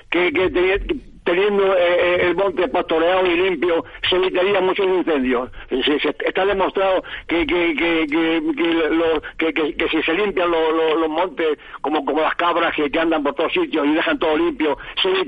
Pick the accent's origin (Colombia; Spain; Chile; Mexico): Spain; Toledo, Castilla-La Mancha; yo que soy de Toledo, cazador o pajarero